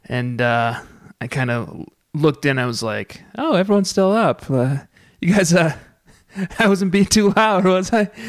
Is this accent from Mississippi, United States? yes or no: no; Fort Collins, Colorado, United States; in my hometown of Fort Collins, Colorado